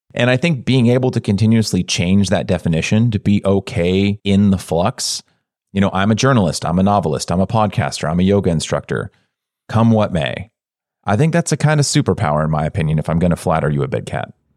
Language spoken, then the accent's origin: English; California, United States; I grew up in a suburb in California